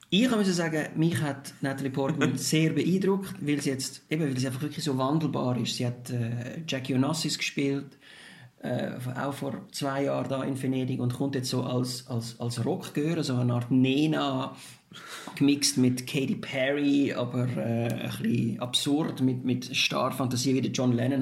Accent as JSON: {"language": "German", "country": "Switzerland", "said": "bei uns in der Schweiz"}